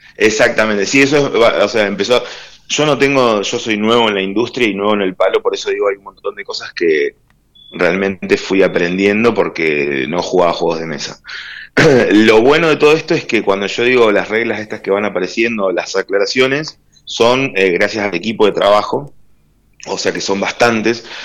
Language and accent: Spanish; Trelew, Chubut, Argentina; also born or lived in La Plata; desde los cinco años que estoy en Trelew